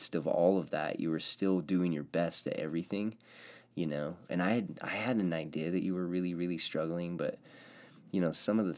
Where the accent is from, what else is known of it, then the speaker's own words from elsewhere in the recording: Orem, Utah, United States; now in Pleasant Grove, United States; I grew up in Orem. I lived in Orem. Then I moved to Orem. Then I stayed in Orem. And I was there in Orem my whole life.